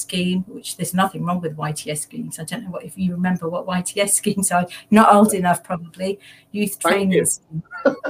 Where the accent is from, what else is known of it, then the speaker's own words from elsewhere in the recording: Leicester, East Midlands, United Kingdom; also born or lived in London; I was born in London. My father uprooted us and moved us to Leicester, of all the places in East Midlands. So I grew up there.